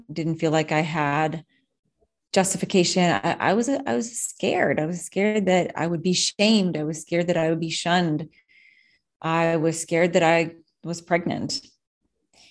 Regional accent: New Orleans, Louisiana, United States; I'm from New Orleans and we were in Florida

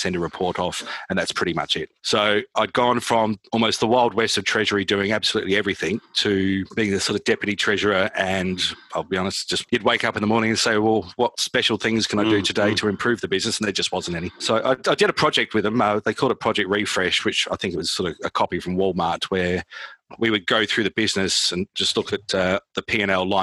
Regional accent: Adelaide, South Australia, Australia; moved away as an adult; also born or lived in United Kingdom; growing up in Adelaide, which is the middle of nowhere

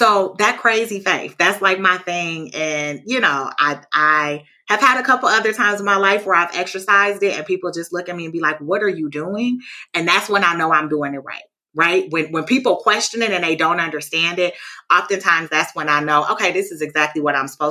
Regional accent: Milwaukee, Wisconsin, United States; I'm born and raised in Milwaukee

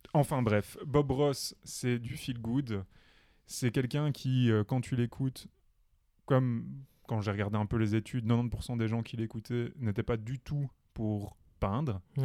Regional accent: Belgium; chez nous en Belgique

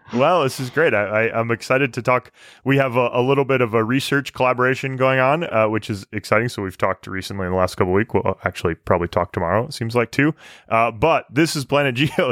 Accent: Michigan, United States; moved away; also born or lived in Alberta; growing up in Michigan

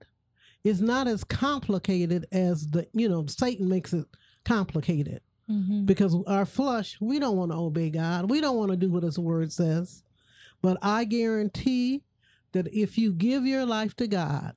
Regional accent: Toledo, Ohio, United States; I'm originally from Toledo, Ohio

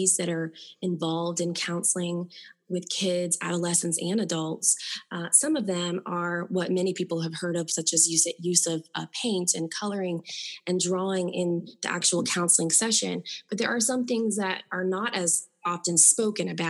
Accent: Florida, United States; I'm from Florida

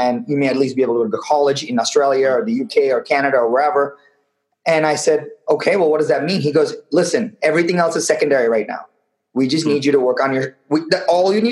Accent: Chennai, Tamil Nadu, India; moved away; living in the middle of a city in India called Madras, in a one-bedroom apartment where I shared the bed with my parents till I was maybe 11, 12 years

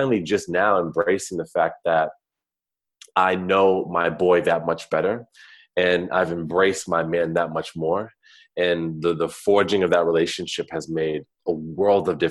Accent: East Coast, United States; moved away; So I grew up on the East Coast. I'm an East Coast cat.

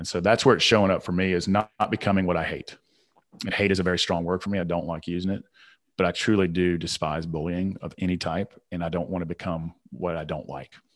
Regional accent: Southern, United States; accent: Southern; my Southern accent

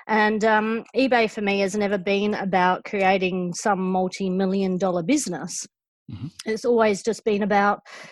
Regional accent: England, United Kingdom; also born or lived in Western Australia; now in Victoria, Australia; the way that I say auction because I'm from England

